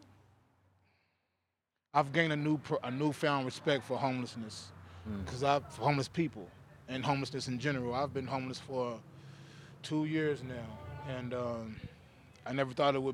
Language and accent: English; Kentucky, United States; moved away as an adult; I'm from Kentucky.